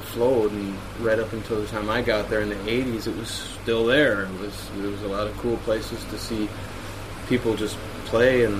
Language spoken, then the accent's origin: English; Austin, Minnesota, United States; also born or lived in Duluth; I was raised in Austin, Minnesota